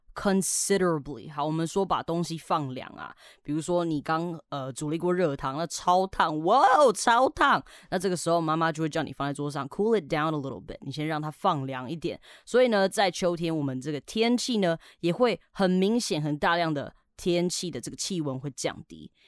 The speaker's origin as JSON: {"language": "Chinese", "country": "Canada", "tie": "born or raised there", "moved": "yes", "said": "以前小时候我在加拿大的时候，我们社区的小朋友很喜欢玩水枪啊"}